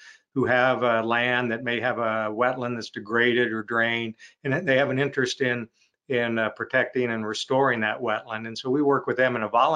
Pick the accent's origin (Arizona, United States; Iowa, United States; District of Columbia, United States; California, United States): Iowa, United States; Iowa and Nebraska, United States; now in Nebraska, United States; I grew up in Iowa and in parts of Nebraska